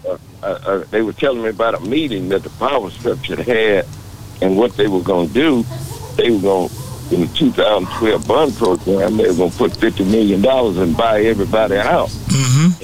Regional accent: Beaumont, Texas, United States; moved away; also born or lived in Dallas, Texas; I'm in Beaumont today, right now talking to you. I'm in my hometown today talking to you

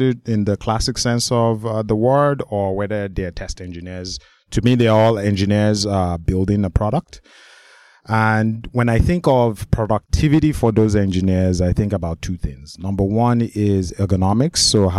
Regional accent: Nigeria; I'm from Nigeria.

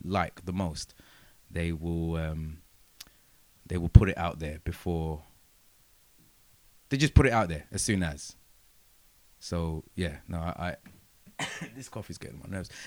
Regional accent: United Kingdom; I am British

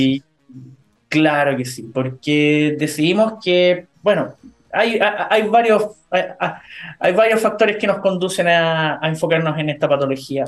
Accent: Chile; como chilenos

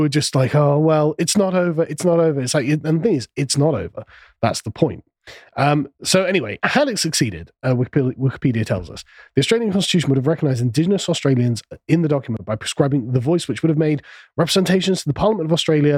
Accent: England, United Kingdom; I'm from England

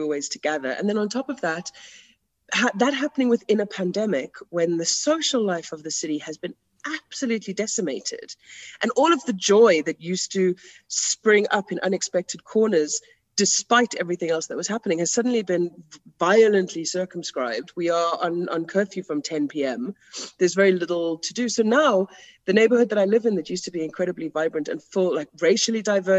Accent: South Africa; no, I am actually a white South African. And I may have gotten rid of my accent, but I still sit with all of that.

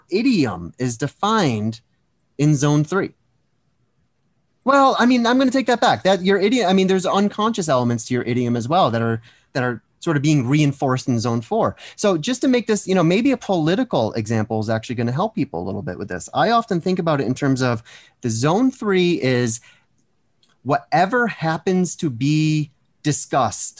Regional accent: East Coast, United States; I grew up on the East Coast

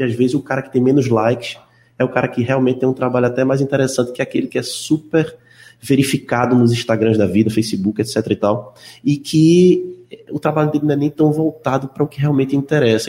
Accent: Recife, Pernambuco, Brazil; do bairro onde eu nasci, onde fui criado

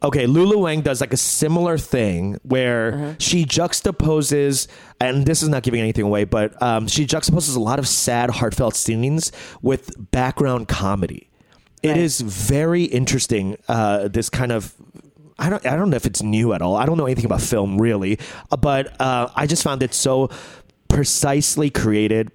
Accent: United States; we as Korean Americans live in America

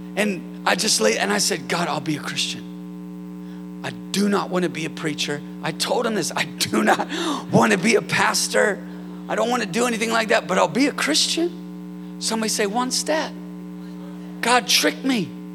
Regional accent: Northern California, United States; Northern California, where I'm from

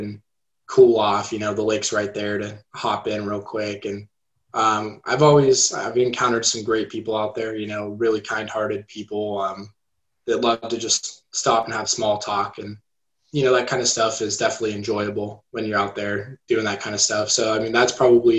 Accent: Placerville, California, United States; moved away as an adult; now in Chico, United States; growing up in Placerville, a lot of forests

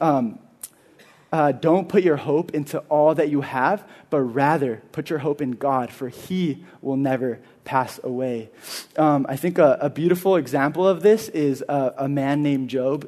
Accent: Carpinteria, California, United States; I'm from here. I'm from Carpinteria. I'm a local. I went to Carpinteria High School

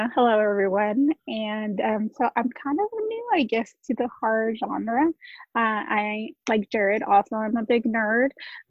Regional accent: Texas, United States; I'm from Texas.

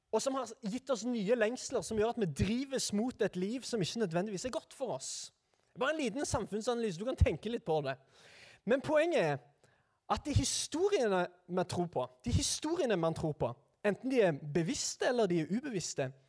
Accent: Sandnes, Rogaland, Norway; jeg er altså da fra Sandnes

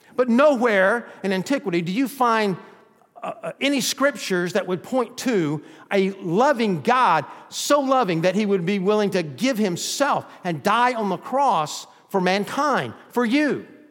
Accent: Georgia, United States; also born or lived in Texas; now in Florida, United States; We were raised in Georgia

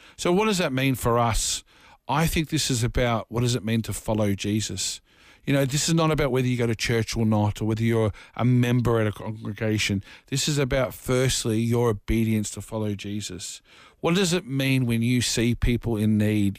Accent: Dandenong, Victoria, Australia; I grew up in a very rough part of Dufton and Dandenong

